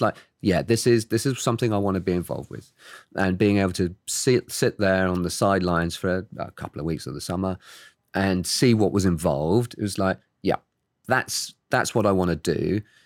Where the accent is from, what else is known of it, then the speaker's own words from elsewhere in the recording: Oxford, South East England, United Kingdom; I was born and raised in the U K, in Oxford.